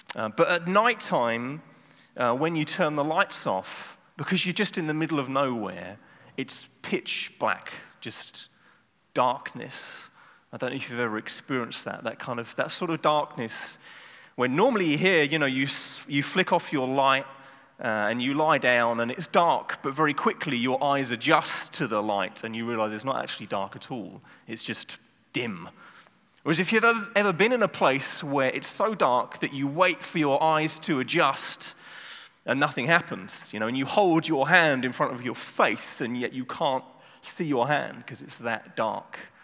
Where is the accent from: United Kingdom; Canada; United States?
United Kingdom; South of England; now in Amsterdam, Netherlands; I grew up in the south of England